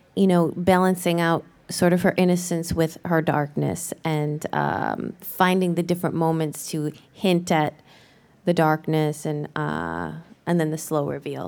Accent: Ohio, United States; moved away; I am from Ohio, born and raised

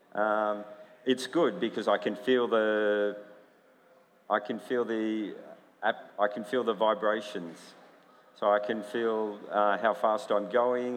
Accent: United States; I grew up in America

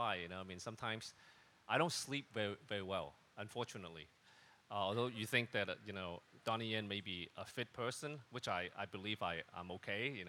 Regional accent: Hong Kong; first language Cantonese; Chinese is a second language; 因为我的普通话，我每一次为什么 … 要想那么久？其实我用广东话从我的脑海脑海去转过来，就是所以比较慢啊

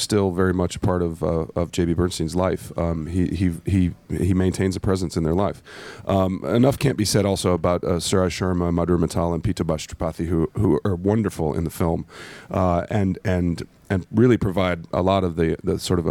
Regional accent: St. Louis, Missouri, United States; the St. Louis Cardinals, which are my team, my hometown team.

